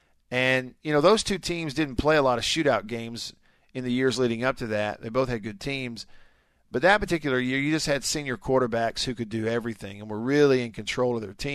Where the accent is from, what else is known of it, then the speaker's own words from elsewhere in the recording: Russellville, Alabama, United States; My buddy from grade school growing up in Russellville, Alabama